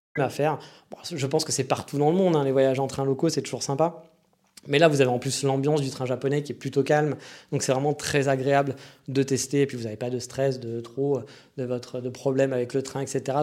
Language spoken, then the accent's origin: French; France; moved away as an adult; also born or lived in Kyoto, Japan; je suis français